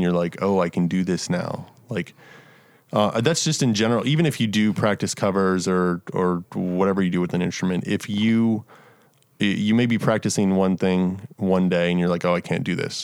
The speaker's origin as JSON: {"language": "English", "area": "Montgomery County", "region": "Maryland", "country": "United States", "tie": "born or raised there", "also_born_or_lived": "Frederick, Maryland", "moved": "as an adult", "lives_now": "Nashville, United States", "said": "I grew up in, in, uh, Montgomery County, which is, like, forty-five minutes from D C."}